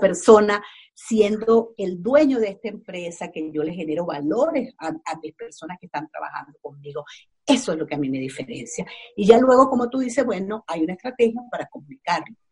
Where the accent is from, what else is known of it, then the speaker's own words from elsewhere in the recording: Venezuela; first language Spanish; moved away as an adult; now in Los Angeles, United States; yo soy venezolana, tengo ocho años viviendo aquí en Los Ángeles